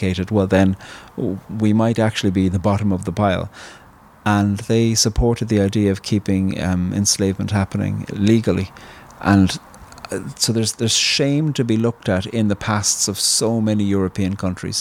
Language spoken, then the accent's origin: English; Ireland